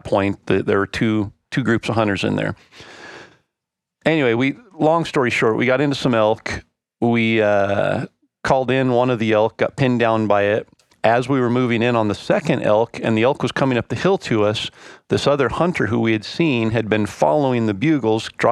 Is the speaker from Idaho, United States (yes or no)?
yes; Idaho, United States; we're from Idaho